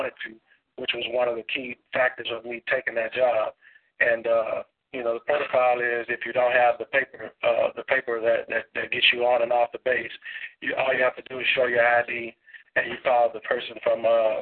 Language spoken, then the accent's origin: English; Baton Rouge, Louisiana, United States; now in Atlanta, United States; originally, I'm from Baton Rouge